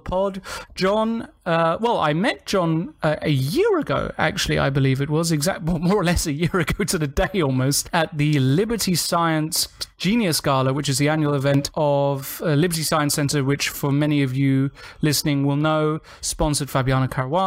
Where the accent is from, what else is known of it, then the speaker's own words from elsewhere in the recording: England, United Kingdom; we're English.